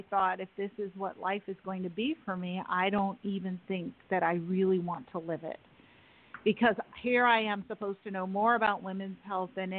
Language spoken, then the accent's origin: English; New York City, New York, United States; I grew up in Manhattan, not far from you